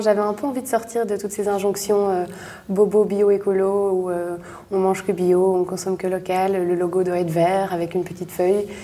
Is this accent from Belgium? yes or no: yes; Brussels, Brussels-Capital Region, Belgium; je suis bruxelloise. J'ai toujours euh, grandi à Bruxelles, vécu à Bruxelles